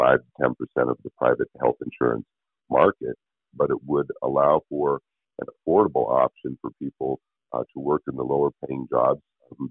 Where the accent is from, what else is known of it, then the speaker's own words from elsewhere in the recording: Alaska, United States; I did literally grow up in the shadow of and was friends with many of the state's greatest leaders